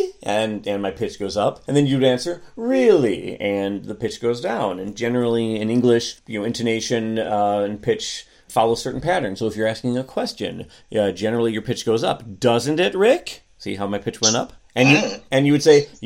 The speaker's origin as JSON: {"language": "English", "country": "United States", "said": "I'm an American"}